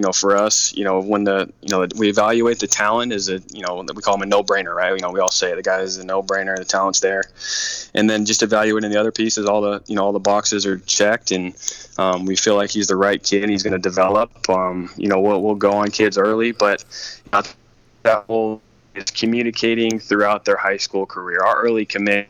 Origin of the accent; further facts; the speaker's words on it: San Diego, California, United States; I grew up here in San Diego